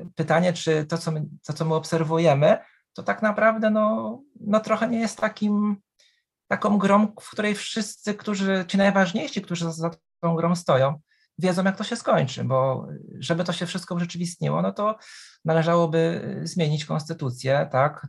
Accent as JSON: {"language": "Polish", "country": "Poland", "said": "jestem z Polski, historykiem"}